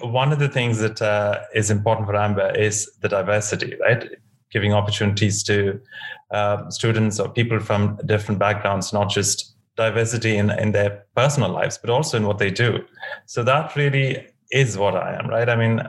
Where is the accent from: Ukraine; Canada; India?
India; also born or lived in West Africa; now in New York, United States; I was born in India. I was raised between India and West Africa. And I've been living now in New York for the last 20 years.